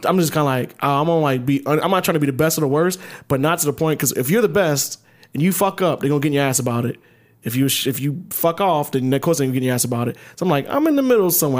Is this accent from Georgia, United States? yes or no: yes; Ellenwood, Georgia, United States; I grew up in middle class, like, fucking Ellenwood